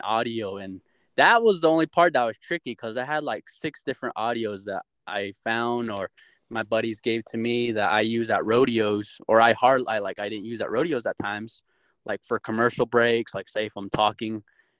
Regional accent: Albuquerque, New Mexico, United States; I grew up in Albuquerque, so I lived in the hood at one time, like straight in the college town area, and you would hear gunshots at night. And I lived there for like 3 years

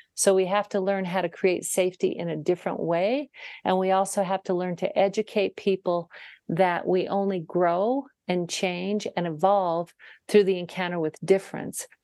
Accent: Utah, United States; moved away as an adult; also born or lived in Seattle; I moved back to my home state of Utah

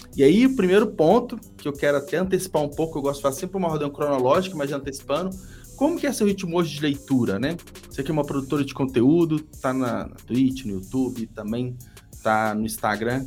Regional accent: Belo Horizonte, Minas Gerais, Brazil; eu sou da capital, né? Sou de BH

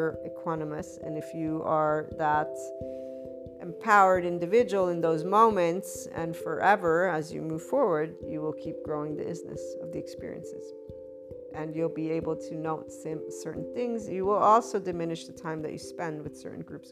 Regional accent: United States; as an American

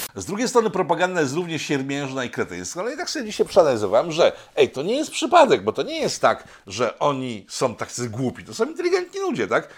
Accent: Poland

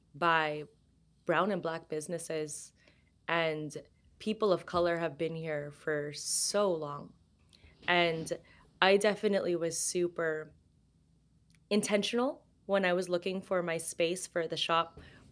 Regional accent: Los Angeles, California, United States; also born or lived in Philippines; I was born in the Philippines, but we moved here to Los Angeles when I was 3 and a half.

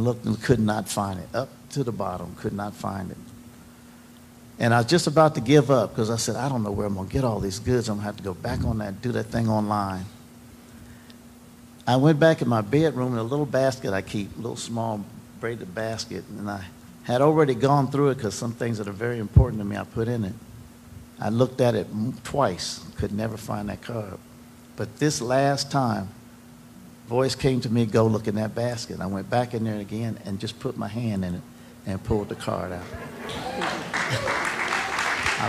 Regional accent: Franklin County, Ohio, United States; moved away; also born or lived in Paris, Tennessee; I was raised in Franklin County, Ohio

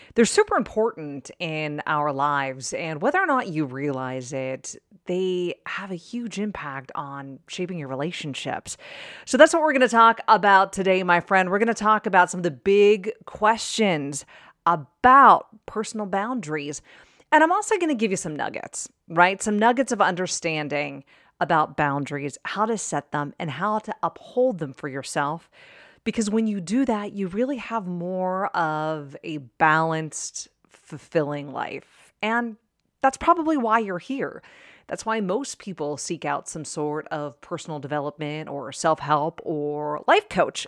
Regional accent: East Coast, United States; now in Arizona, United States; I grew up on the East Coast

